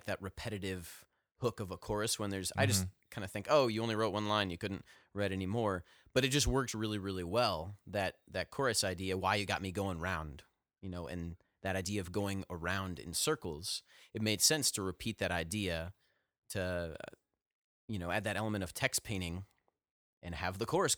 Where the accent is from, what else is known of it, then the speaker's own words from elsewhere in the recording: Ohio, United States; now in Nashville, United States; when I moved down here to Nashville from Northeast Ohio, where we all hail from, the greater northern, eastern, northeastern Ohio area.